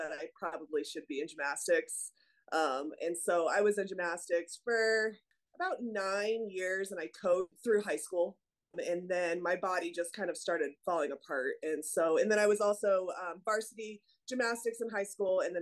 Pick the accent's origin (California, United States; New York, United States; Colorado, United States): Colorado, United States; Denver; also born or lived in Arvada, Colorado; I am one of the only natives left in Colorado. I was born and raised here. Went to school, did gymnastics as a kid in Arvada. So just kind of all in the Denver. I grew up in the Denver metro area.